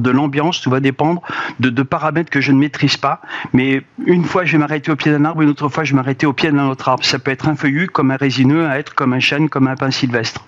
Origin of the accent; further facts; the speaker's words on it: Auvergne-Rhône-Alpes, France; je suis originaire de la Haute-Auvergne